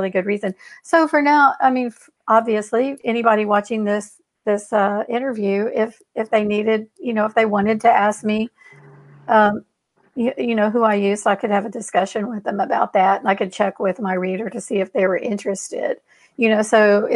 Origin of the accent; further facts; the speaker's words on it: Houston, Texas, United States; I'm like a seventh or eighth generation Houstonian.